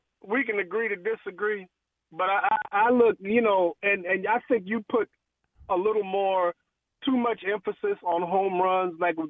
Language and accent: English; Chicago, Illinois, United States; I'm from Chicago. I'm a White Sox fan.